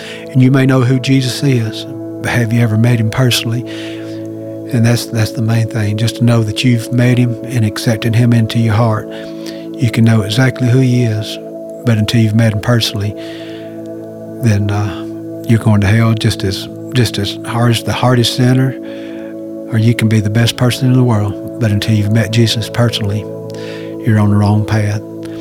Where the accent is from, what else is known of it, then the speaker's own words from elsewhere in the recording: Gainesville, Georgia, United States; I'm 56 years old, born and raised in Gainesville, Georgia.